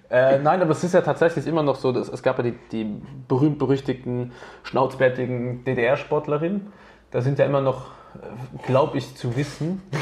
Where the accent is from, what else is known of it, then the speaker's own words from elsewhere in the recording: Innsbruck, Tyrol, Austria; moved away; Also ich meine, vor zehn Jahren bin ich aus Innsbruck hergekommen.